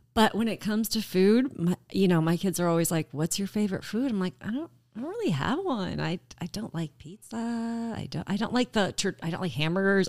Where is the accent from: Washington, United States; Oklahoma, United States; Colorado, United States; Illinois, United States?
Colorado, United States; moved away as an adult; also born or lived in Lancaster, Pennsylvania / Houston, Texas; now in Oshkosh, United States; I was raised in Colorado, which is a beautiful state